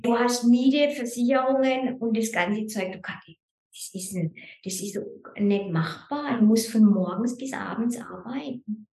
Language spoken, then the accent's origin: German; Germany; moved away as an adult; now in Lucerne, Switzerland; ich bin ja ursprünglich Deutsche. Mhm. Ich bin 2004 in die Schweiz gekommen